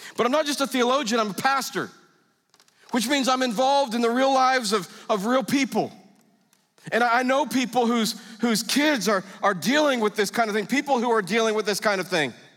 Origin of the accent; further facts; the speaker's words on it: United States; I'm an American.